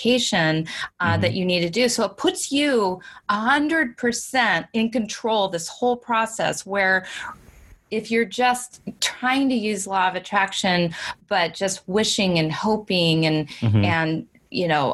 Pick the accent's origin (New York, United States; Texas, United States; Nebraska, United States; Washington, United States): Washington, United States; also born or lived in California; we moved to Washington State from California